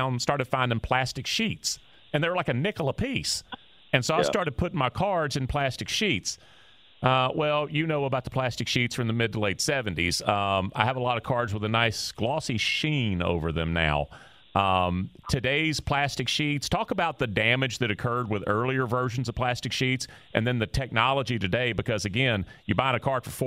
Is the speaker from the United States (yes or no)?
yes; Houston, Texas, United States; I was born in Houston in 1967, the end of 67